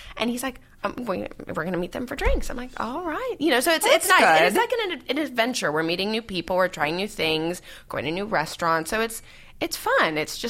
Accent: Newport Beach, California, United States; also born or lived in Vermont / New York / London; now in Pacific Palisades, United States; I was grew up in Laguna Beach and Newport Beach.

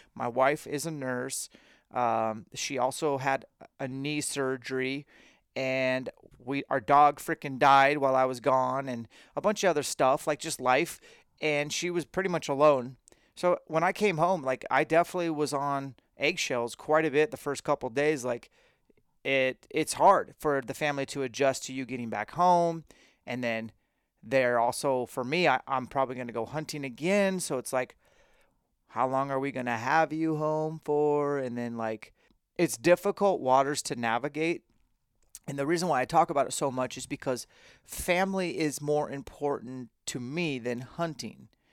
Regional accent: Spokane, Washington, United States; live in Spokane, where I'm from, for a while

